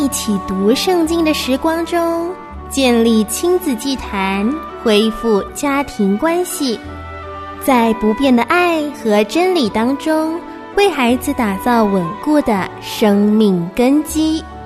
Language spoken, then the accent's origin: Chinese; Shanghai, China; 今年六岁七个月，我来自上海